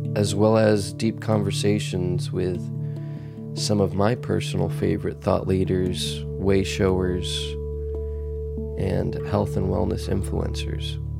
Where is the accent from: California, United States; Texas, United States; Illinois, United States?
Texas, United States; Dallas; moved away as an adult; also born or lived in Boston / Los Angeles; I was born and raised in Texas.